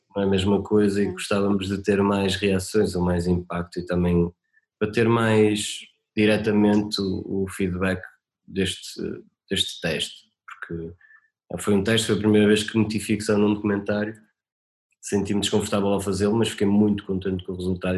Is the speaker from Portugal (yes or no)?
yes; Marco de Canaveses, Norte, Portugal; moved away; eu nasci no Marco Canaveses